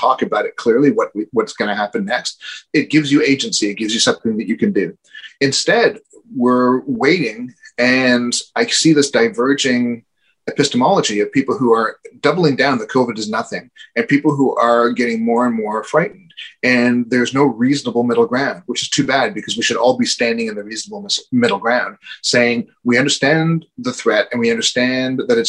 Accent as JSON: {"language": "English", "country": "Canada", "said": "as a Canadian"}